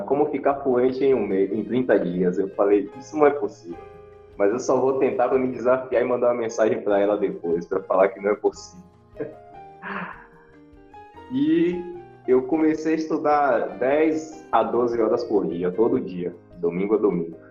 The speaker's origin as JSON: {"language": "Portuguese", "town": "Feira de Santana", "region": "Bahia", "country": "Brazil", "said": "sou de Feira de Santana, na Bahia"}